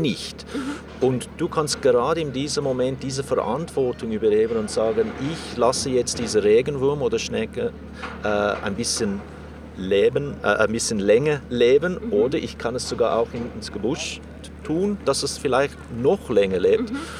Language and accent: German; South Africa; moved away; ich bin in Südafrika aufgewachsen